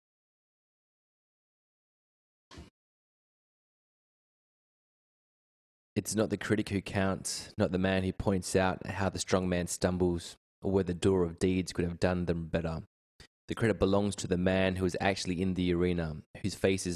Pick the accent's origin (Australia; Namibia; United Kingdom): Australia; Perth, Western Australia; also born or lived in Kalgoorlie; I grew up in Perth, West Australia